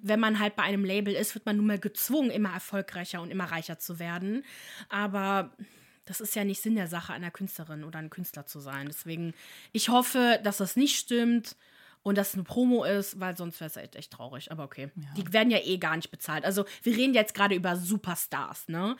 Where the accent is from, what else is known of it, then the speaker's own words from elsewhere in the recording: Italy; ich bin ja selber Italienerin